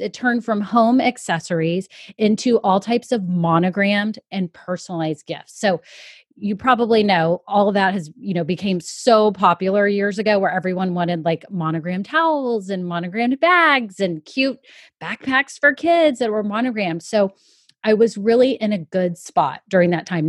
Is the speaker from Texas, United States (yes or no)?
yes; Austin, Texas, United States; I'm from Austin, Texas, and worked at Dell Computers for a long time